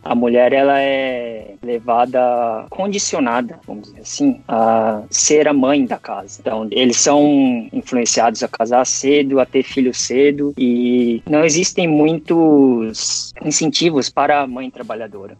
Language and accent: Portuguese; São Paulo, Brazil; moved away as an adult; now in Japan; eu sou de São Paulo, capital